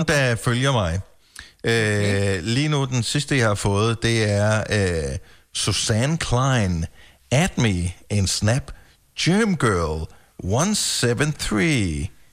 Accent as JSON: {"language": "Danish", "area": "Funen", "region": "Southern Denmark", "country": "Denmark", "tie": "born or raised there", "also_born_or_lived": "Greater Copenhagen area", "moved": "yes", "lives_now": "Greater Copenhagen, Denmark", "said": "jeg er opvokset på Fyn"}